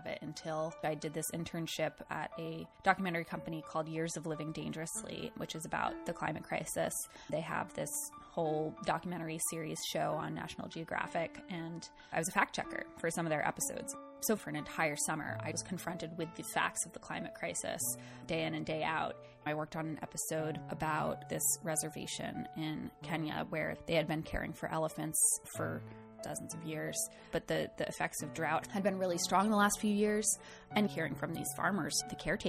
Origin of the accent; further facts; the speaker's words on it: southern Rhode Island, United States; moved away; I'm from this really small town in southern Rhode Island. It's about 5,000 people. I spent a lot of time growing up outside in the natural world. And every time I went home to my hometown